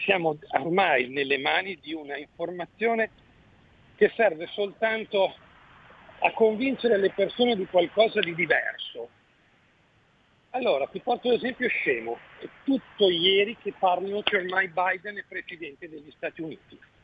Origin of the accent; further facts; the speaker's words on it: Mantua, Lombardy, Italy; io sono di Mantova